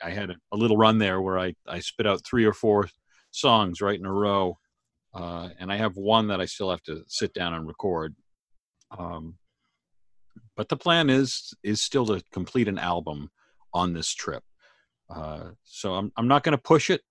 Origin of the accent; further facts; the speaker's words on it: Maine, United States; now in Canada; the area that I grew up in Maine